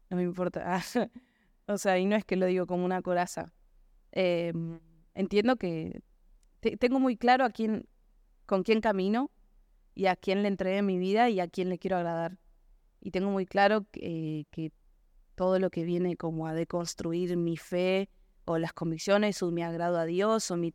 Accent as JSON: {"language": "Spanish", "town": "Florencio Varela", "region": "Buenos Aires Province", "country": "Argentina", "said": "Florencio Varela. Sí, sí."}